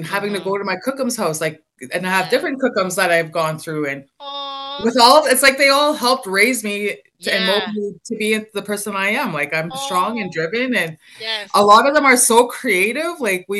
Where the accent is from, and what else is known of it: Wabasca, Alberta, Canada